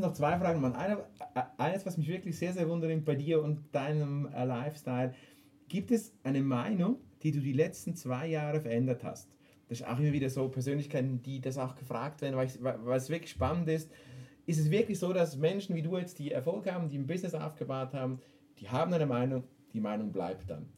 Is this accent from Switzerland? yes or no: yes; Switzerland; wir Schweizer